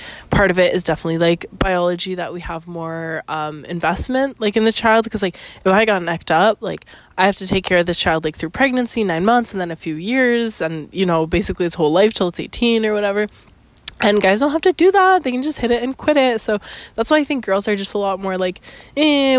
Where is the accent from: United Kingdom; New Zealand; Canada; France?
Canada; also born or lived in Costa Rica; I'm Canadian, actually